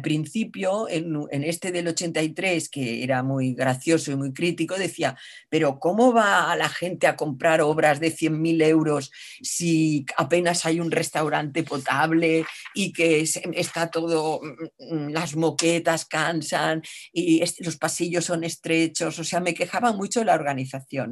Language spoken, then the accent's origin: Spanish; Catalonia, Spain; yo como catalana que soy